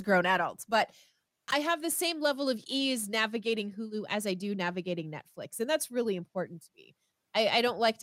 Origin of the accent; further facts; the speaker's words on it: Canada; I am Canadian